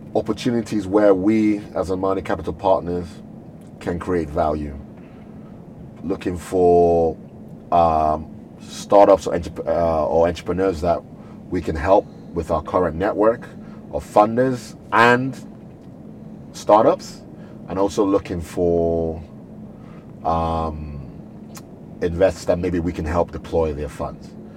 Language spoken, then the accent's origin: English; Nigeria; also born or lived in United Kingdom; a Nigerian born and bred